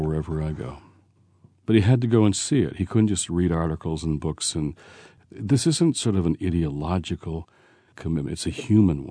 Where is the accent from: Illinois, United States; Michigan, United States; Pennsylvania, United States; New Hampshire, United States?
Michigan, United States; Detroit; moved away; also born or lived in Washington, D.C.; I was raised in Detroit